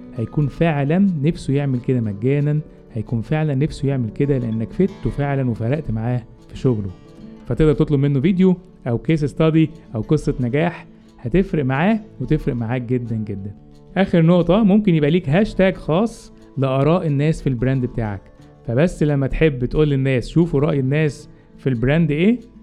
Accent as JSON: {"language": "Arabic", "country": "Egypt", "said": "عندنا في مصر"}